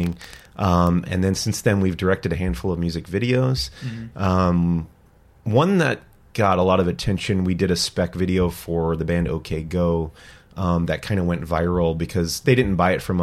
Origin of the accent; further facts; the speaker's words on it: Long Island, New York, United States; moved away as an adult; also born or lived in Los Angeles, California; I am from Long Island, New York. I grew up there for the first 18 years of my life